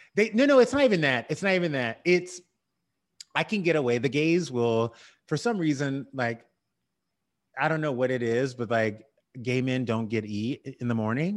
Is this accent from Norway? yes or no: no; the South, United States; I grew up in the South.